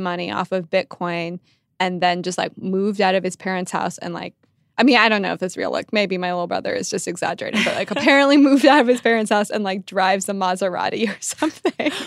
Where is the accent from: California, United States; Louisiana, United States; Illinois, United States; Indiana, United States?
California, United States; Silicon Valley; moved away; I'm from Silicon Valley, and my, I have a little brother who's in high school there